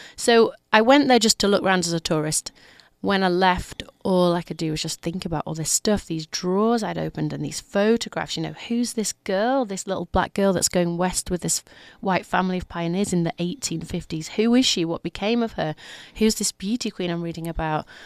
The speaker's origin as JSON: {"language": "English", "town": "Leeds", "region": "Yorkshire and the Humber", "country": "United Kingdom", "said": "I'm from Leeds, which is 200 miles north of London"}